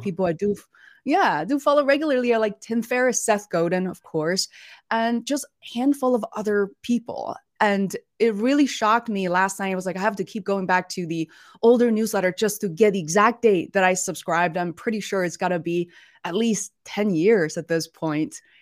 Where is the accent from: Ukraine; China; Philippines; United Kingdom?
China; Beijing; moved away; we're originally from Beijing.